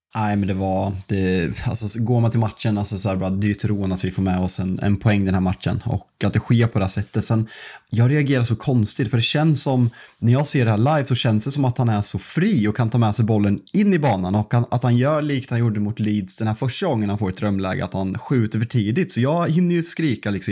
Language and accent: Swedish; Sweden; som svensk